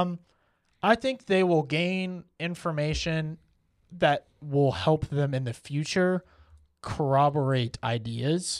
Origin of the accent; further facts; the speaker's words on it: United States; as an American